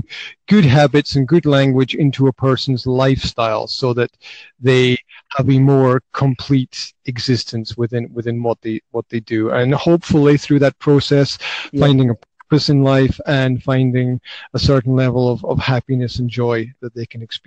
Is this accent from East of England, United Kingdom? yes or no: no; Highlands of Scotland, United Kingdom; now in Banská Bystrica, Slovakia; originally I'm from the Highlands of Scotland, but right now I'm right in the middle of Slovakia